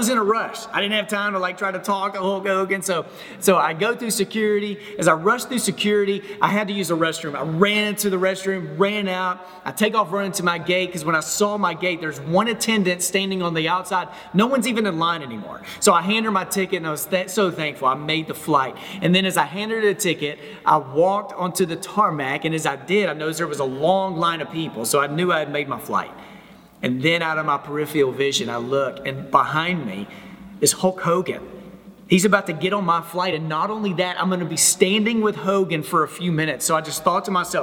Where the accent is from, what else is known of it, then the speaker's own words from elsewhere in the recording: Texas, United States; moved away as an adult; now in Memphis, United States; first 27 years of my life, I grew up in Texas. But since then, my wife and I, we live in Memphis, Tennessee